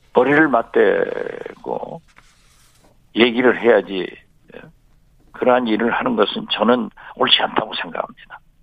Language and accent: Korean; Jindo, South Jeolla, South Korea; 제 고향 진도에 가서